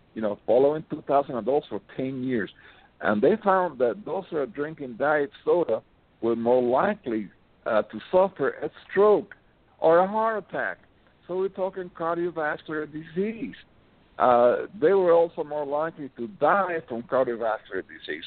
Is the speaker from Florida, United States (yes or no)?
yes; Miami, Florida, United States; I'm from Miami